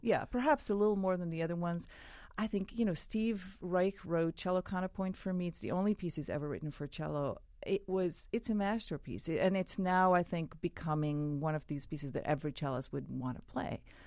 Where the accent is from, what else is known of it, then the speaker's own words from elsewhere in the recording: Israel; I grew up in Israel